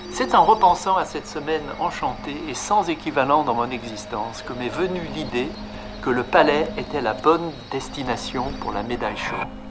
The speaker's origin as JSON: {"language": "French", "town": "Lyon", "region": "Auvergne-Rhône-Alpes", "country": "France", "tie": "born or raised there", "said": "J'ai grandi à Lyon et je suis venu à Paris pour la première fois à l'âge de 13 ans"}